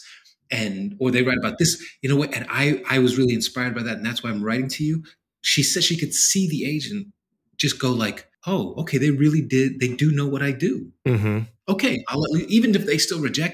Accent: New York City, New York, United States; growing up in New York City

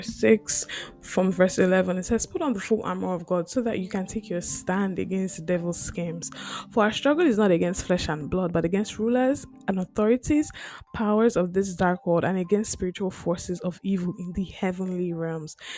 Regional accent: Lagos, Nigeria; now in St. John's; I grew up in Lagos

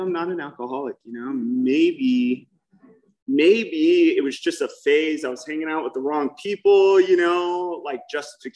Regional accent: Newport Beach, California, United States; I grew up in Newport Beach.

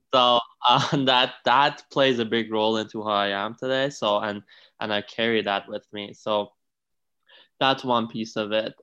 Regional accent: Iran; also born or lived in Italy; now in Canada; I was born and raised in Iran in a pretty traditional family

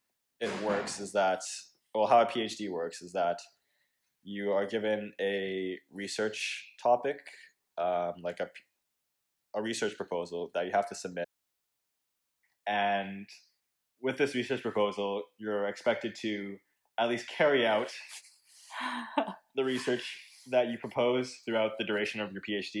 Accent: Toronto, Ontario, Canada; moved away as an adult; also born or lived in California; now in Oxford, United Kingdom; I'm from Toronto

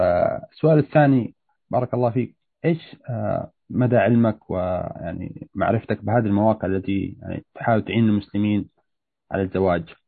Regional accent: Saudi Arabia; now in Toronto, Canada; انا من مواليد السعوديه

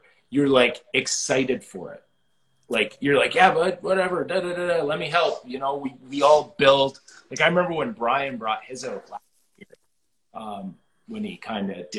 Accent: Wainfleet, Ontario, Canada; I grew up in Waynefleet

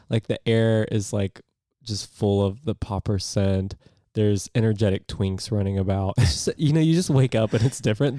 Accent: United States

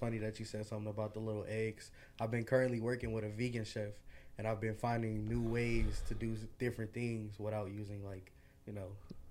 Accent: Detroit, Michigan, United States; I'm from Detroit.

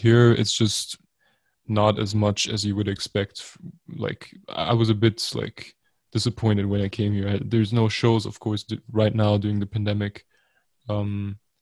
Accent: small village near Bielefeld, North Rhine-Westphalia, Germany; we both come from like really weird small villages

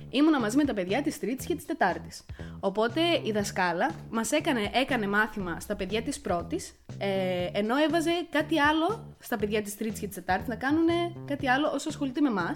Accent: Crete, Greece; also born or lived in Ierapetra; μεγάλωσα σε ένα χωριό τη Κρήτη

